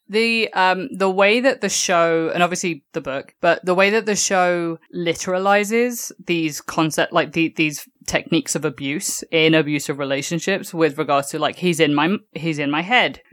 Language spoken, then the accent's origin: English; England, United Kingdom; moved away; growing up in England